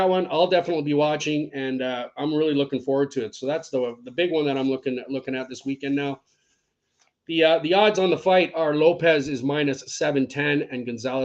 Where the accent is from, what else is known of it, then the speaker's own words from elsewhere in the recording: Scotland, United Kingdom; I'm Scottish